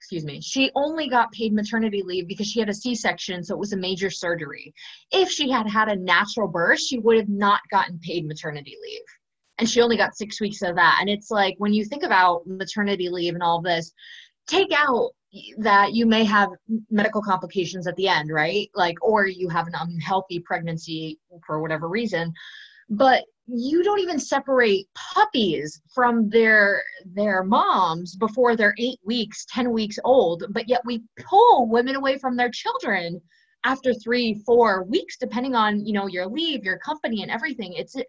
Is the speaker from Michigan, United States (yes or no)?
no; New York, United States; now in Buenos Aires, Argentina; I'm originally from New York State, now living in Buenos Aires, Argentina.